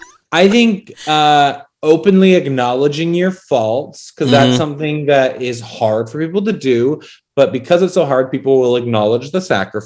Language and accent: English; Utah, United States; I'm from a small little Mormon Utah town.